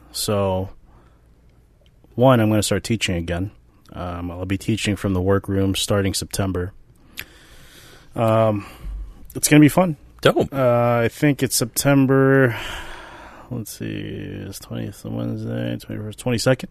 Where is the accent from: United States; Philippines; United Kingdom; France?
Philippines; I am Filipino which is basically like the Mexicans of Asia